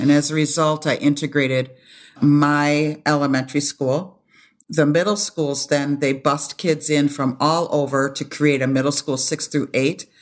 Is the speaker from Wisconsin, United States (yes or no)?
yes; Madison, Wisconsin, United States; also born or lived in Toronto, Canada; now in Minneapolis, United States; I was born in Toronto, Canada. moved to the States when I was a baby, and we moved to Madison, Wisconsin